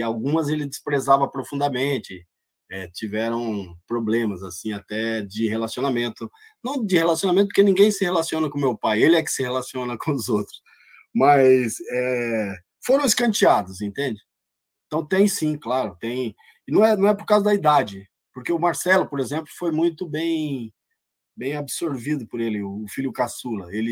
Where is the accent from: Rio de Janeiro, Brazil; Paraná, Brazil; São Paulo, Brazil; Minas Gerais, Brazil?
Paraná, Brazil; de uma menina lá, lá na minha cidade, lá no Paraná